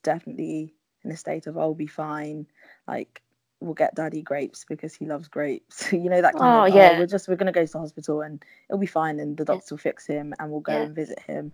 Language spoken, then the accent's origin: English; London, United Kingdom; also born or lived in Havering / Leeds; I'm from London, born and bred. I grew up in Islington, but we now live in Havering, which is like East London.